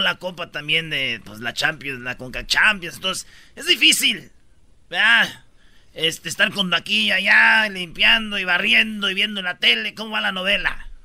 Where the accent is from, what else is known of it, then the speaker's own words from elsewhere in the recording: Michoacán, Mexico; Yo soy de Michoacán